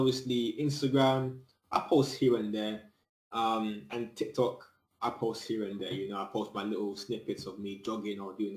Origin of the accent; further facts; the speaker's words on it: United Kingdom; I'm in the UK, but I'm originally Jamaican, you know what I'm saying? Both my parents are Jamaican, but I was born in the UK